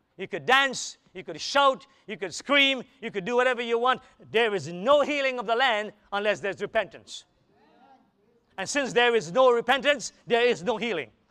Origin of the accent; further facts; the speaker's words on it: United States; I'm an American